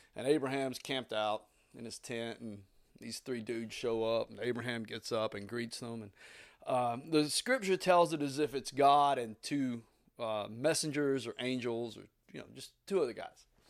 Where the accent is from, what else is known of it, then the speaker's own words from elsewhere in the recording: Southeast Tennessee, United States; I grew up in Southeast Tennessee in the eighties, seventies and eighties